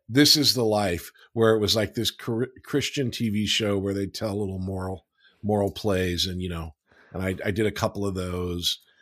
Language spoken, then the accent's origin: English; Los Angeles, California, United States; I grew up in Los Angeles in the San Fernando Valley